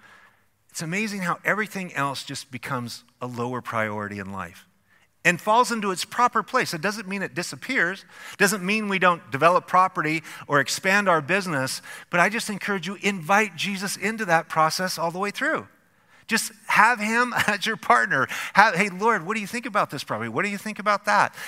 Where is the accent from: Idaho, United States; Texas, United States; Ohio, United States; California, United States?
Idaho, United States; our elementary school in a small little farm town that we grew up in Idaho.